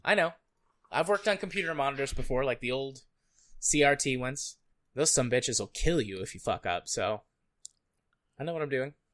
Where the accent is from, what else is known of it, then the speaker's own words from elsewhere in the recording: United States; as an American